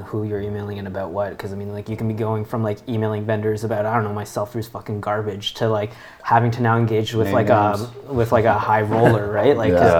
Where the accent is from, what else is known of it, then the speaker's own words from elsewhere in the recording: Mississauga, Ontario, Canada; because I'm from Mississauga.